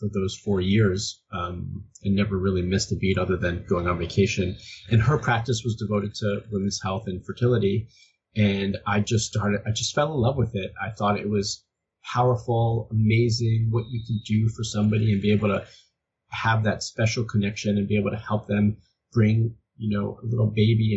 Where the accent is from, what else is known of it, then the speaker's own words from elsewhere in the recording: Miami, Florida, United States; moved away as an adult; now in California, United States; I'm originally from Miami